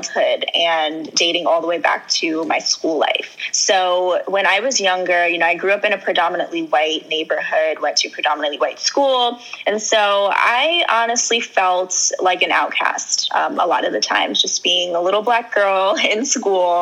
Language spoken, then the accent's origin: English; Long Island, New York, United States; also born or lived in Trinidad and Tobago (ancestry); And I'm from Long Island, New York. I grew up in Long Island majority of my life.